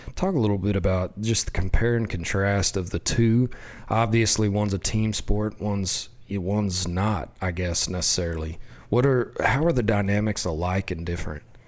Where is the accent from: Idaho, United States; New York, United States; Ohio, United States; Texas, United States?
Texas, United States; West; I grew up in West Texas